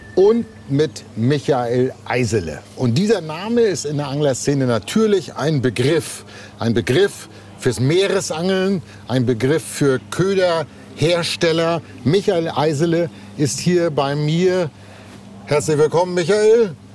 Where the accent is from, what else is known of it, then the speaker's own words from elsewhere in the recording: Northern Germany, Germany; bei uns in Norddeutschland